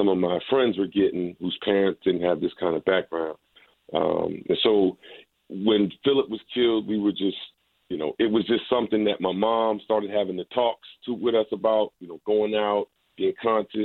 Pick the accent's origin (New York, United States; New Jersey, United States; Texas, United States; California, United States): New Jersey, United States; Teaneck; I grew up in Teaneck, New Jersey, right outside of the city